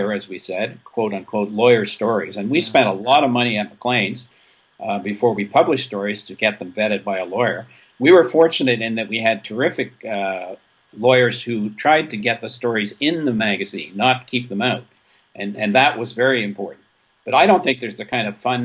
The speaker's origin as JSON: {"language": "English", "town": "Waterloo", "region": "Quebec", "country": "Canada", "tie": "born or raised there", "moved": "yes", "said": "I went back to my hometown in Waterloo"}